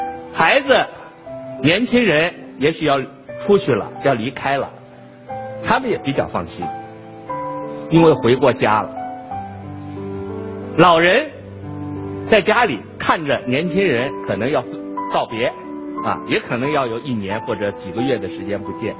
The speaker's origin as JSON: {"language": "Chinese", "country": "China", "said": "这个感受对我们中国人来说至高无上，"}